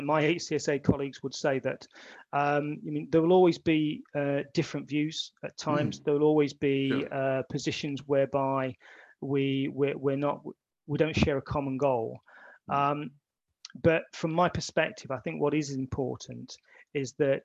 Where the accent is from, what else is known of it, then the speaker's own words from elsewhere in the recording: Midlands, United Kingdom; being born and raised in the Midlands